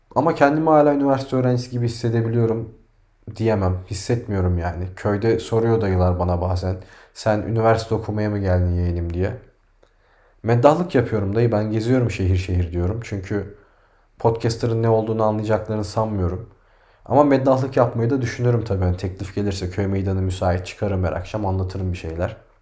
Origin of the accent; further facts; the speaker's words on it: Turkey; biz Türküz